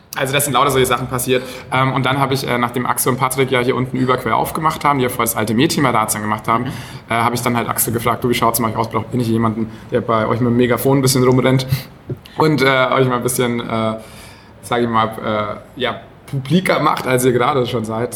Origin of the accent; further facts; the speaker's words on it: Franconia, Bavaria, Germany; now in Hamburg, Germany; habe da eben schon ganz viel Bier mitbekommen, als Franke natürlich sowieso. Also, ne, wenn man da so in der, genau, da wächst man einfach mit dem ganzen äh, Bier auf